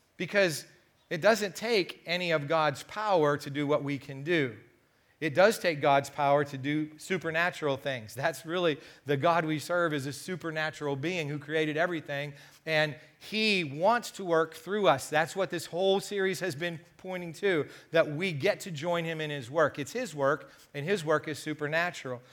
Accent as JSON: {"language": "English", "country": "United States", "said": "being an American"}